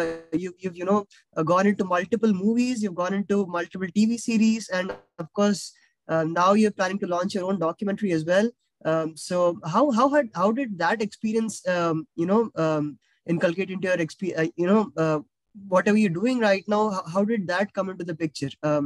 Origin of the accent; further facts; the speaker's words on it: India; as an Indian